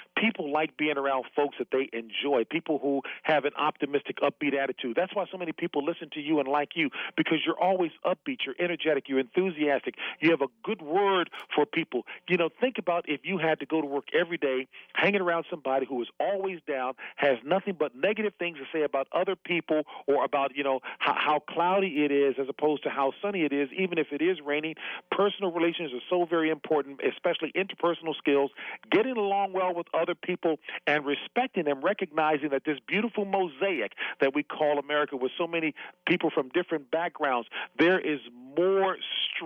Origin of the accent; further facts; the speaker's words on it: Washington, District of Columbia, United States; I grew up over in Southeast D.C., you know, very modest means.